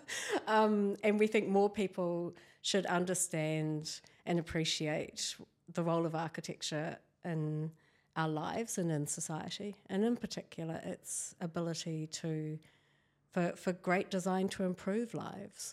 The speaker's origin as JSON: {"language": "English", "area": "near Christchurch", "region": "Canterbury", "country": "New Zealand", "tie": "born or raised there", "said": "I was born here in Waitaha, Canterbury"}